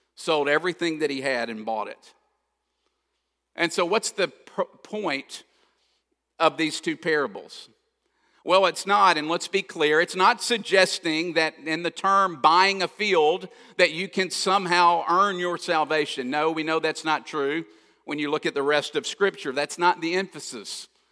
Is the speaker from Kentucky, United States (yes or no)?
yes; Kentucky, United States; I grew up in Kentucky, so I love basketball, always have